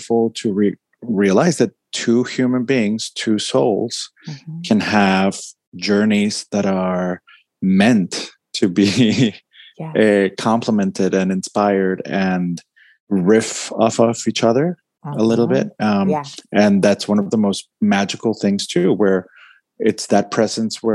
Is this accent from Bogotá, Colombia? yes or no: yes; Bogotá, Colombia; I'm from Bogota, Colombia